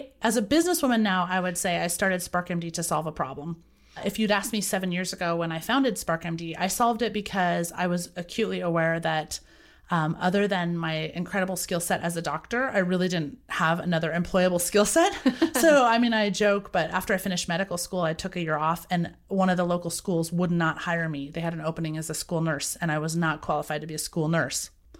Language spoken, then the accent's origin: English; Boise, Idaho, United States; I was raised in Boise, Idaho.